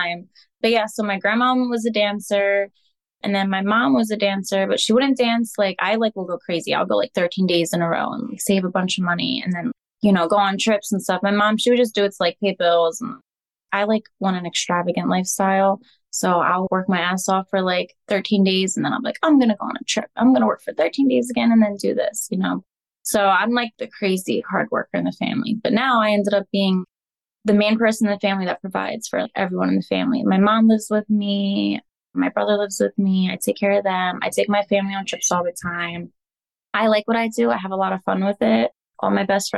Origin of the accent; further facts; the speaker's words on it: Pennsylvania, United States; I am from Pennsylvania